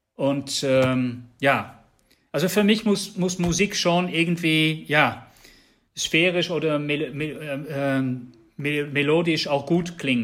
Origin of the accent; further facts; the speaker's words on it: Netherlands; German is a second language; now in Germany; ich, bin Niederländer